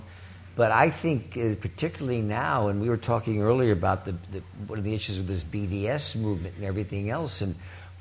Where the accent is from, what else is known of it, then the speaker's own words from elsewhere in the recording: East Coast, United States; moved away as an adult; I grew up on the East Coast